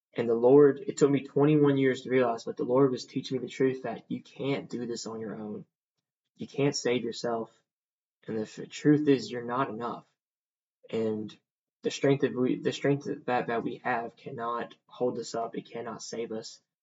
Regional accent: Columbia, Mississippi, United States; I'm from a small town in Mississippi called Columbia. Um, very small, but also with that, um, with me also growing up in the Bible Belt area

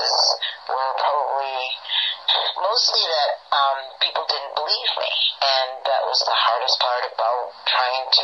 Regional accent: Maine, United States; I'm from Maine

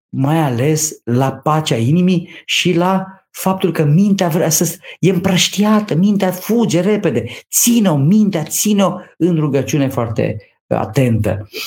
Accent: near Câmpina, Prahova Valley, Romania; Eu am copilărit lângă Câmpina, sunt prahovean de pe Valea Prahovei

